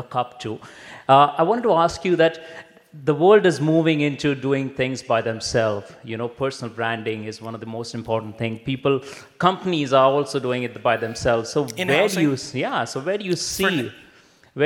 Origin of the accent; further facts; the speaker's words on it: India; I'm from India